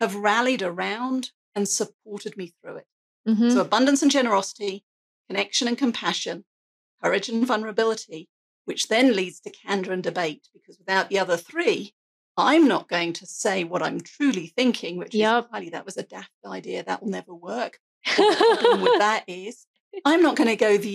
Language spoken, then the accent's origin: English; England, United Kingdom; I have an accent. I'm English